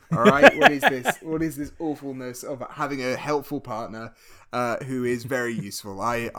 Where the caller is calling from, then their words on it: Toronto, Ontario, Canada; Jamie, I'm recording from Toronto, all right? So here we say, all right, hey, how you doing?